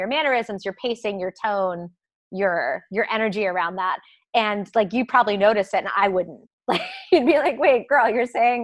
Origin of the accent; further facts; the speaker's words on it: Maryland, United States; accent: a little bit of a Southern; moved away; I grew up in Maryland, south of the Mason-Dixon. So like, I had a little bit of a Southern, not drawl, but like a little bit of a Southern kind of y'alls.